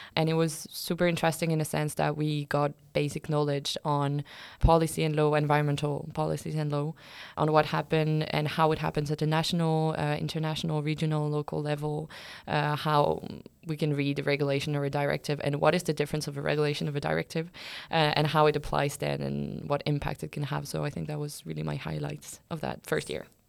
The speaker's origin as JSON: {"language": "English", "country": "France", "moved": "as an adult", "lives_now": "Lund, Sweden", "said": "I'm from France."}